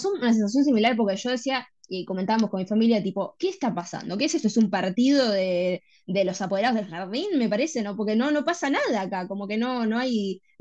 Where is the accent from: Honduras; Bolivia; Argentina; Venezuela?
Argentina; Y yo obviamente soy argent